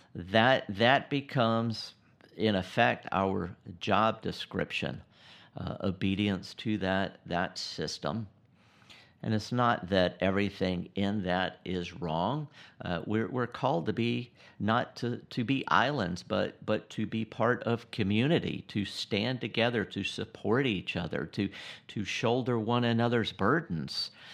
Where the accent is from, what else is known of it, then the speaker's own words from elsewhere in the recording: United States; I'm an American